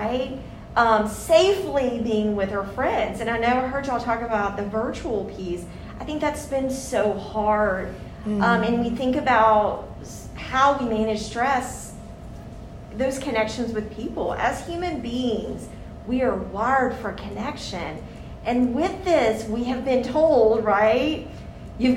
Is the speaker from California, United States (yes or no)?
no; Mississippi, United States; I'm someone from the South. I've grown up in Mississippi my whole life